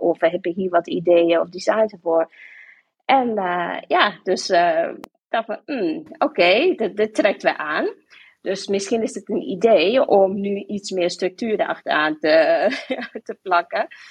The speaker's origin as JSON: {"language": "Dutch", "country": "Sint Maarten", "tie": "born or raised there", "moved": "as an adult", "lives_now": "Hilversum, Netherlands", "said": "ik ben van Sint Maarten, ik kom uit Sint Maarten. Eh, ben ik daar opgegroeid, geboren opgegroeid"}